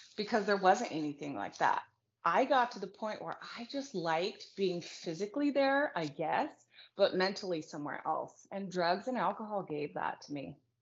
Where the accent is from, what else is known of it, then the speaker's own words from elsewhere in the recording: Reno, Nevada, United States; I was born and raised in Reno, Nevada.